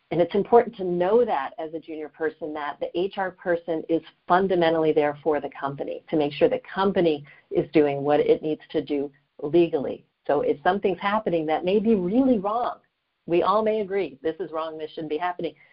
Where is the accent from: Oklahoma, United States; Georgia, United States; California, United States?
Georgia, United States; Atlanta; now in New York, United States; I grew up in the Atlanta area